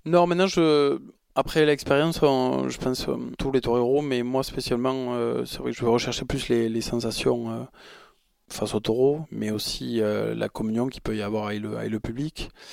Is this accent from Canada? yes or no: no; Arles, Provence-Alpes-Côte d'Azur, France; Je suis arlésien, je vais, avoir 37 ans euh, bientôt et c'est vrai que j'ai passé euh, mon enfance euh, au Mas de la Chassagne, en Camargue